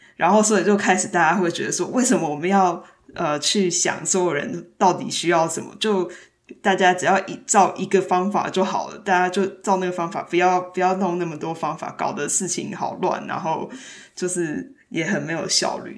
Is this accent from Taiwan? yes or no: yes; Taiwan; now in United States; 当我，呃，到美国之后，然后当我再回到台湾的时候